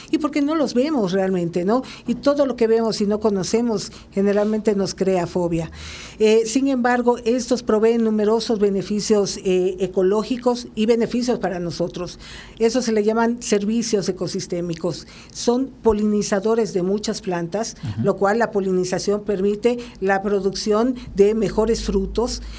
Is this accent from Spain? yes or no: no; Mexico; nosotros como México